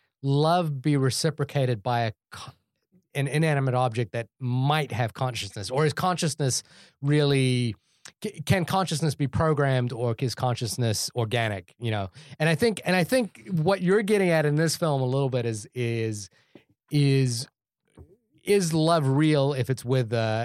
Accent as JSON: {"language": "English", "country": "India", "said": "I wanted to see the Sanjay one because I'm Indian, and I wanted to see like a Pixar."}